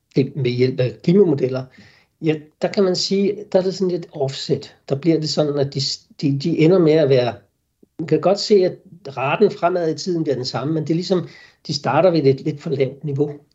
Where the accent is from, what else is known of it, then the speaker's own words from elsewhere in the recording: Denmark; vi sikkert som danskere